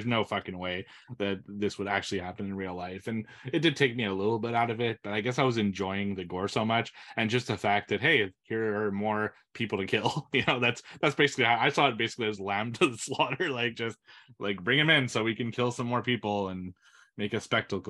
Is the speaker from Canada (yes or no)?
yes; Canada; I'm not French from France.